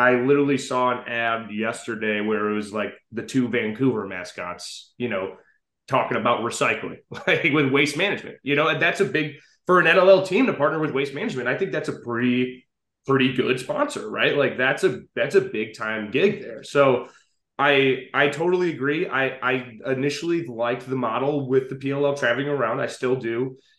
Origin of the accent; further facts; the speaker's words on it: Scotland, United Kingdom; I am Scottish, yes.